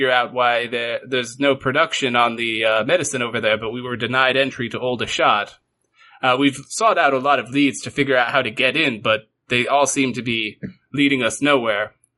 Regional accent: Aldershot, South East England, United Kingdom; born there; They sent me here because I was born in Aldershot, but I was turned away

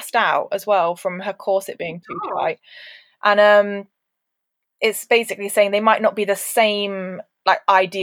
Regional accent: United Kingdom; would we be British

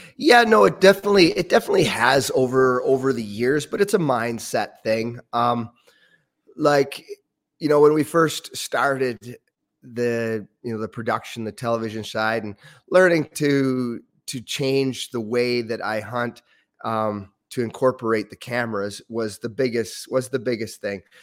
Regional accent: Ontario, Canada; moved away as an adult; also born or lived in Windsor, Ontario; now in Yukon, Canada; it was a great childhood growing up in Ontario.

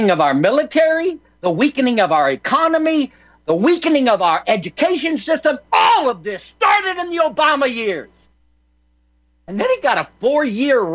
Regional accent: United States; I was from America, land of the free, home of the brave.

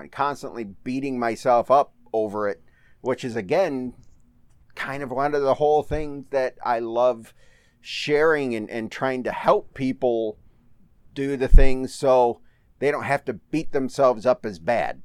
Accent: Manchester, Michigan, United States; also born or lived in Howell, Michigan / Brighton, Michigan; And when I was seven or eight years old, my folks, we moved to a little town called Manchester.

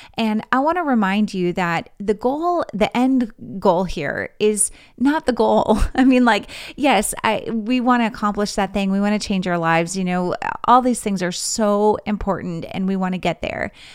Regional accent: Grand Forks, North Dakota, United States; moved away as an adult; also born or lived in Missouri; my hometown in Grand Forks, North Dakota

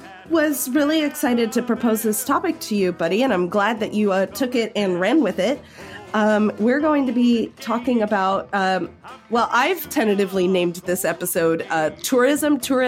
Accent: Los Angeles, California, United States; but we grew up in a really major tourist city. We grew up in Los Angeles or in Los Angeles County.

